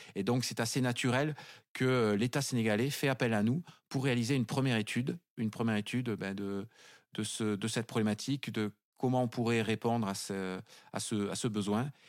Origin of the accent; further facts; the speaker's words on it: Cambo-les-Bains, Nouvelle-Aquitaine, France; moved away as an adult; also born or lived in Paris; je suis natif du Pays Basque. Je suis originaire de, de Cambo-les-Bains